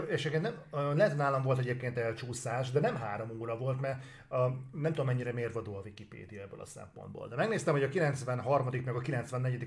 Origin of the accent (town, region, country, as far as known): Hungary